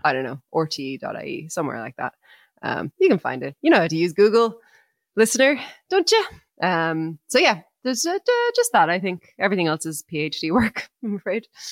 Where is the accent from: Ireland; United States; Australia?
Ireland; we're Irish people